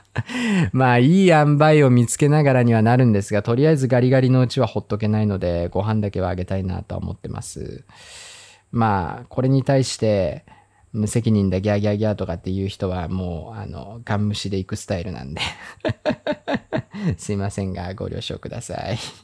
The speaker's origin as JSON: {"language": "Japanese", "region": "Hokkaido", "country": "Japan", "tie": "born or raised there", "moved": "yes", "said": "僕も、まあ、北海道出身"}